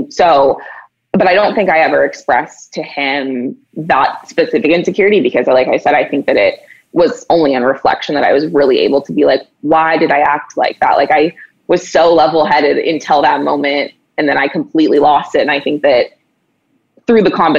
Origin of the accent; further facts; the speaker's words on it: Oregon, United States; growing up in Oregon